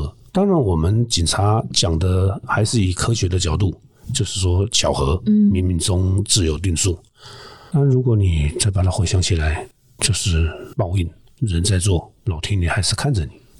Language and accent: Chinese; Muzha, Taipei, Taiwan; 会，我从小出生在乡下，嗯，住的地方旁边就是乱葬岗，哇。学校附近也是乱木栅第一公墓